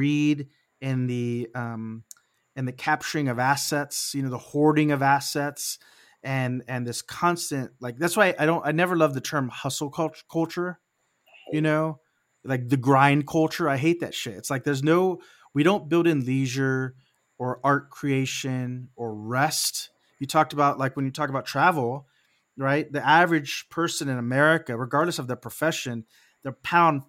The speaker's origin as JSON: {"language": "English", "region": "Texas", "country": "United States", "tie": "born or raised there", "said": "I was raised in Texas"}